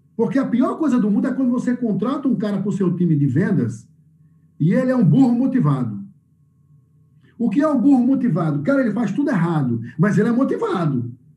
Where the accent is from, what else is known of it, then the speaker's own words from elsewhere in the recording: Northeast Region, Brazil; moved away; eu sou nordestino